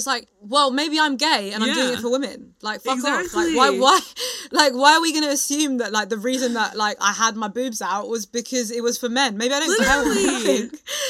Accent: United Kingdom; I think it's funny being British, because it's not that like it's okay in the UK, but in a very British way, we just don't talk about it.

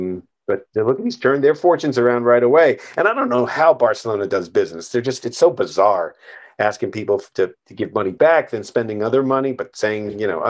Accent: Ireland; also born or lived in Edinburgh; Well, I'm Irish. I've had enough of the Queen.

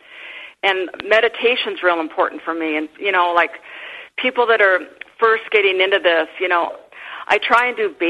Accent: Midwest, United States; I grew up in the Midwest

